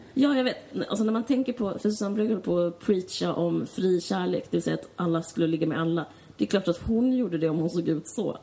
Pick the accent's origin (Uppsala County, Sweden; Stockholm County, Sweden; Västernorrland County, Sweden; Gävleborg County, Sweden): Stockholm County, Sweden; Stockholm; jag kommer från Akalla